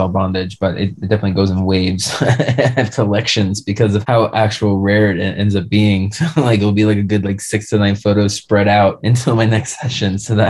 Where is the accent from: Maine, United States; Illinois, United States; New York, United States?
New York, United States; Long Island; now in Colorado, United States; I'm from Long Island where we're known for our bagels.